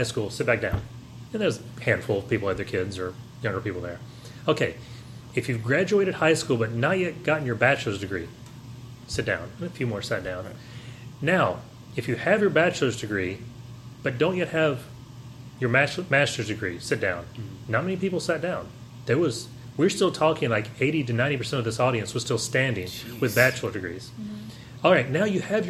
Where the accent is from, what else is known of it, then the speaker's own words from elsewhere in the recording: Tennessee, United States; I'm from Tennessee